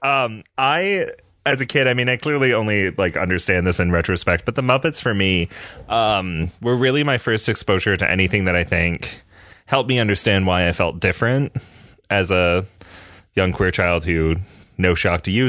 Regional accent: Canada; moved away as an adult; also born or lived in Michigan, United States; now in United States; I am a Canadian

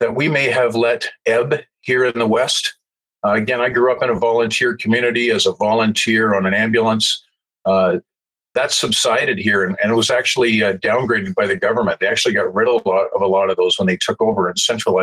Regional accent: Calgary, Alberta, Canada; I grew up in the Jewish community in Southwest Calgary

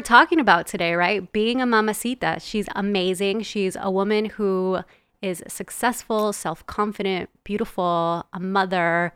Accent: Los Angeles, California, United States; also born or lived in El Salvador; I'm from El Salvador, but grew up in Los Angeles in a very traditional Latin household.

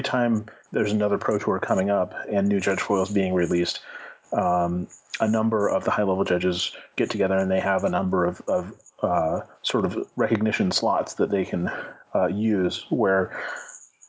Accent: Northern California, United States; Northern California has been my home for, you know, basically all my life

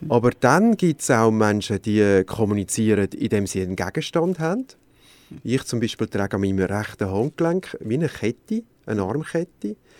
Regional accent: Switzerland; bei uns in der Schweiz

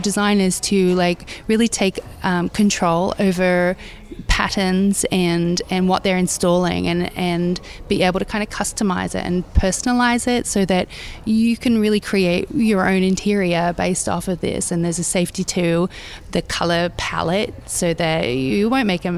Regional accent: Australia; things I grew up around in Australia, be it 70s wallpapers, just sort of the imagery of where I grew up

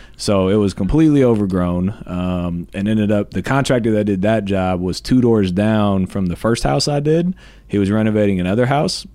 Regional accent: Columbus, Ohio, United States; I'm moving away from my hometown to go to Florida. I was thinking about doing this for years, but I was like, no, I gotta be in Columbus

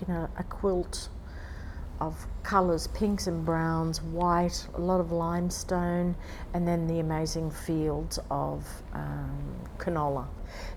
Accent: Brisbane, Queensland, Australia; I'm from Brisbane

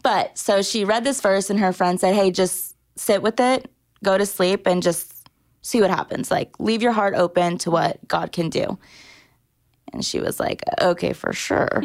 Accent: Orange County, Southern California, United States; moved away as an adult; also born or lived in Massachusetts; now in Nashville, United States; I was born in Massachusetts, um, but was raised most of my life in Southern California, Orange County.

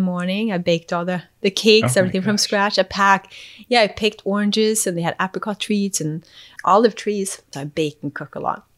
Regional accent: Sweden; moved away as an adult; also born or lived in Eswatini / New Zealand / Boston, United States; now in United States; I was raised in Sweden, moved to New Zealand

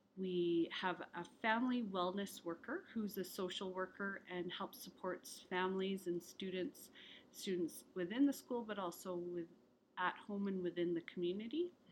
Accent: Ireland; now in Alberta, Canada; I was born in Ireland

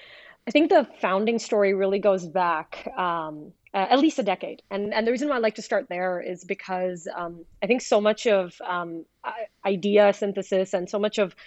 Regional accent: Pakistan; also born or lived in Middle East; And I'm originally from Pakistan. I was born and raised in the Middle East

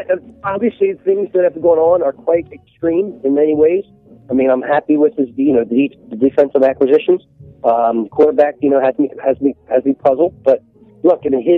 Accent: Philadelphia, Pennsylvania, United States; I grew up a Third and Snyder

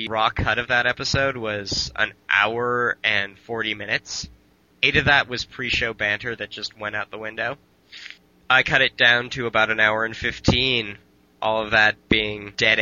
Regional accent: Canada; I am Canadian

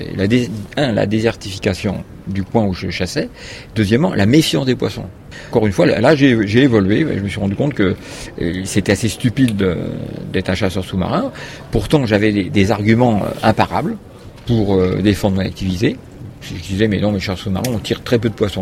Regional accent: Paris, Île-de-France, France; né à Paris, donc bien loin de la mer, mais sur une île, puisque c'est l'île de la Cité, où il y a Notre-Dame

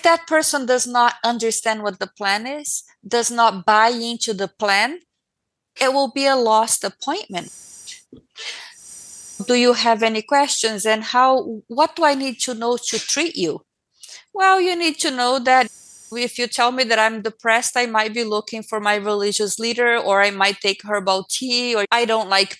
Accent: Brazil; moved away; I was born in Brazil

